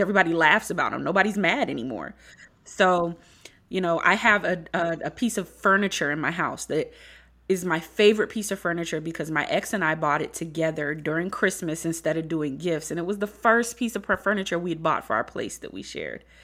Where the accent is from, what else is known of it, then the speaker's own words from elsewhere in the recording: Beaufort, South Carolina, United States; I'm from Beaufort, South Carolina